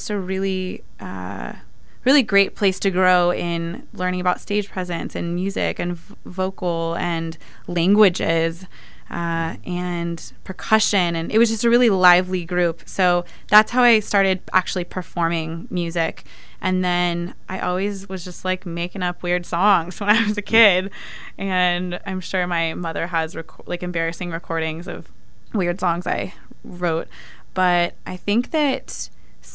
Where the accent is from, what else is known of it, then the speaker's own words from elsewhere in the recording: Benicia, California, United States; also born or lived in San Diego; I grew up in the San Francisco Bay Area in a little town called Benicia, at least until I was a teenager, and then my family moved to San Diego